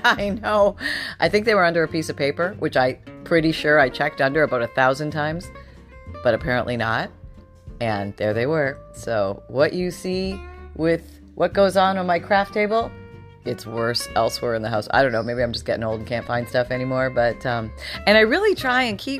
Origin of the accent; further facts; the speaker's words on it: Canada; now in Florida, United States; I'm originally from Canada